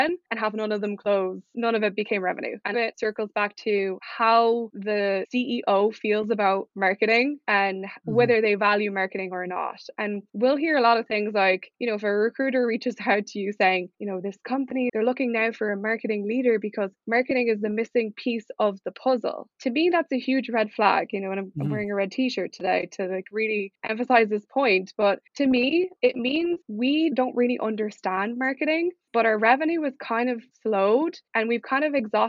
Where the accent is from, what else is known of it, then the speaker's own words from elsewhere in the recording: Ireland; moved away as an adult; also born or lived in United States; I'm originally from Ireland. It's where I went to uni and grew up.